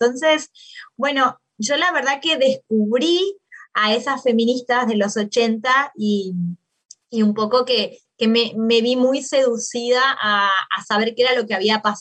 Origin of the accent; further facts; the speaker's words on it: Maldonado, Uruguay; moved away as an adult; also born or lived in Montevideo, Uruguay / Argentina; eh, soy uruguaya, nací en Uruguay, en una ciudad en, Maldonado, no, la, no en la capital. Nací en la década del 80